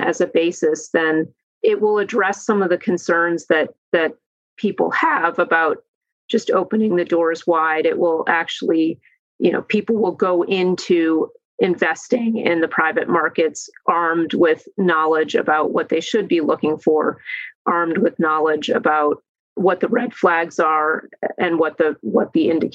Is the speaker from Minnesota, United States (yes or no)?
no; Cleveland, Ohio, United States; I'm from Cleveland, Ohio